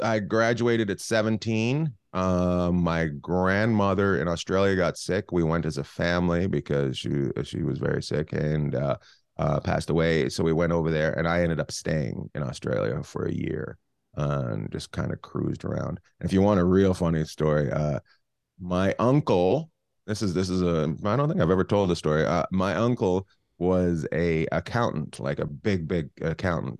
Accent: Terrace, British Columbia, Canada; also born or lived in Vancouver / Los Angeles; now in Long Beach, United States; I grew up in Terrace, British Columbia, which is up near Alaska

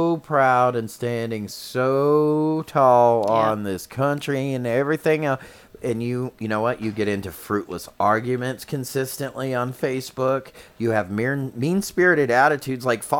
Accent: United States

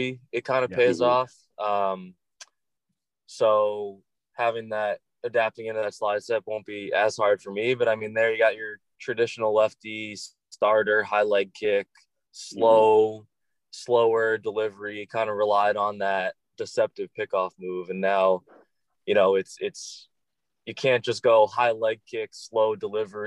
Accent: Long Island, New York, United States; also born or lived in Massachusetts; I was actually born in Massachusetts, family in Connecticut and Massachusetts, and then moved to Long Island when I was 3

